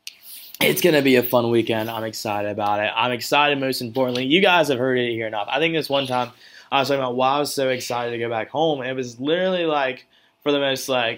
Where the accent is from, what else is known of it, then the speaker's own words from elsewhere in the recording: the South, United States; I'm from the South